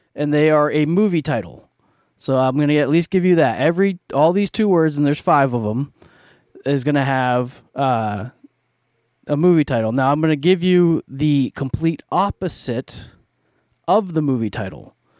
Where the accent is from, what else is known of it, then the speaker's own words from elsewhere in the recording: Canada; I'm Canadian